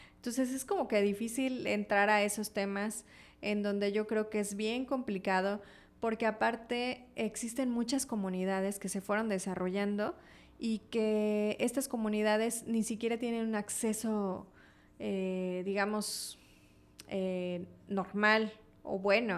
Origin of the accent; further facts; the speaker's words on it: Comitán, Chiapas, Mexico; los que somos comitecos pero chiapanecos